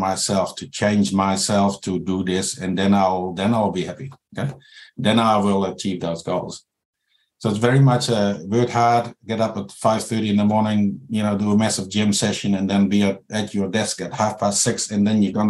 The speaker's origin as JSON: {"language": "English", "country": "Netherlands", "moved": "as an adult", "lives_now": "New Zealand", "said": "I'm from the Netherlands. So it's a different culture here"}